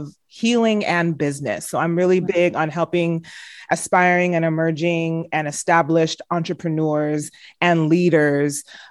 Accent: United States; My siblings and I were the first generation to, you know, to be born and raised in the United States

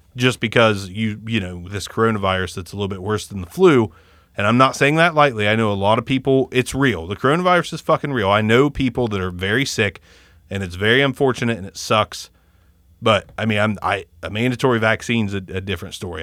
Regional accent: United States; we, as Americans, we, we are raised in this bubble

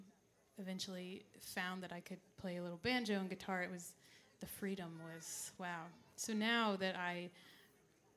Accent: Oak Park, Illinois, United States; now in Nashville, United States; I grew up in Chicago, on the west side of town, a place called Oak Park

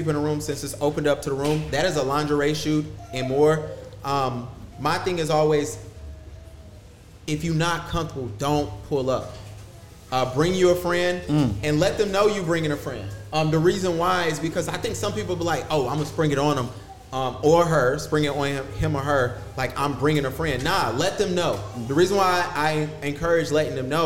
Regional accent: Huntersville, North Carolina, United States; I grew up in Huntersville

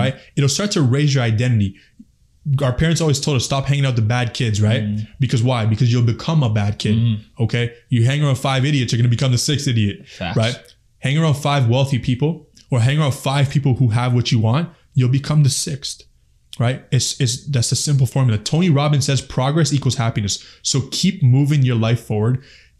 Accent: Afghanistan; And I'm from Afghanistan. We all know what's happening back home.

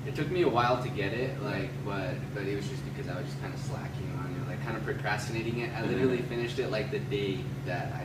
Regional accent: Las Cruces, New Mexico, United States; also born or lived in Phoenix, Arizona; that's where I'm originally from

